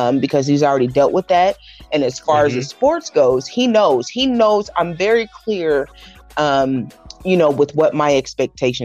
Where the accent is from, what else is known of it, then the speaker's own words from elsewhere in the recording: North Kansas City, Missouri, United States; I grew up in North Kansas City, so I went to middle school at sixth grade